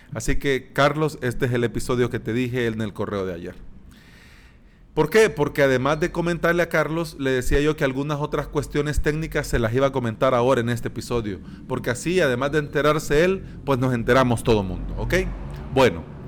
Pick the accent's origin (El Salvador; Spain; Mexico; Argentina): El Salvador; aquí en mi país, en El Salvador.